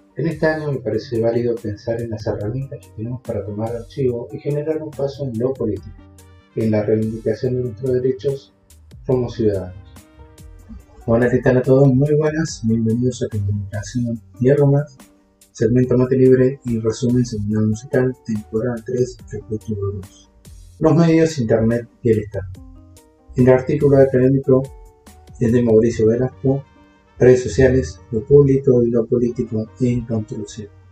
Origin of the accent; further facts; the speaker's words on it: Argentina; somos todos argentinos